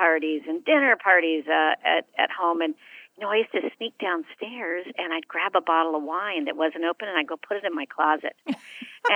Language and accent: English; San Francisco, California, United States; I grew up in San Francisco, and my dad was kind of the outdoors kind of guy